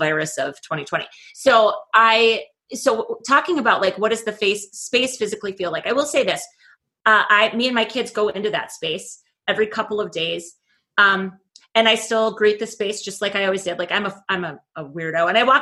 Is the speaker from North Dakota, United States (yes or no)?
yes; Oakes, North Dakota, United States; moved away as an adult; I returned back to my hometown. I'm in Oaks, North Dakota.